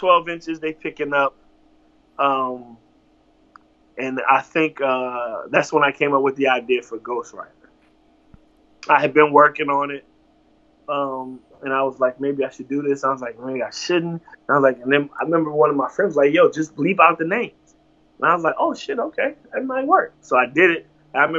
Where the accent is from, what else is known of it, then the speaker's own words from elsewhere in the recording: Virginia, United States; I'm from Virginia